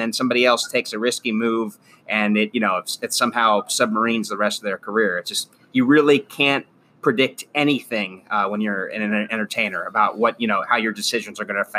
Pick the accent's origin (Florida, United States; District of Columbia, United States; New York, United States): Florida, United States; I grew up here in South Florida, but now as an adult, the more I come to learn about this Northridge quake